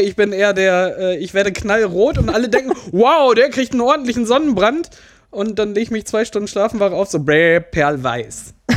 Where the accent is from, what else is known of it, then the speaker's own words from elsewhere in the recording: Rheinberg, North Rhine-Westphalia, Germany; Ich komme aus Rheinberg